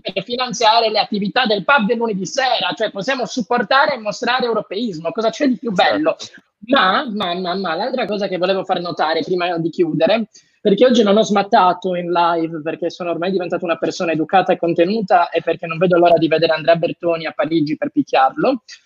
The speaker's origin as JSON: {"language": "Italian", "town": "Cagliari", "region": "Sardinia", "country": "Italy", "said": "sono di Cagliari, io non sono di Decimo"}